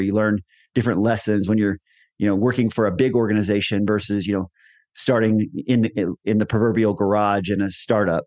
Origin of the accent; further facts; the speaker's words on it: Texas, United States; moved away as an adult; now in Colorado, United States; I was born and raised in Texas, had most of my career in Texas.